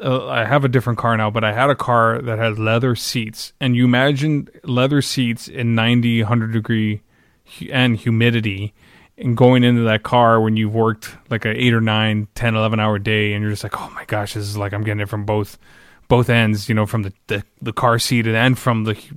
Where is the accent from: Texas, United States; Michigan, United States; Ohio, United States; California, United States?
Texas, United States; South; also born or lived in San Antonio, Texas; I grew up in South Texas all my life. And where I'm from, it's pretty darn hot in August.